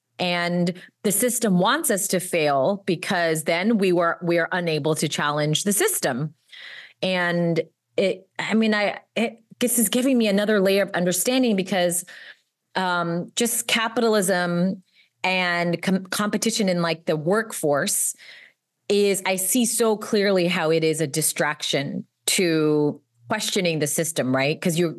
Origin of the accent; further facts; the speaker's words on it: United States; Like, I am American. I'm inherently complicit because I'm on stolen land.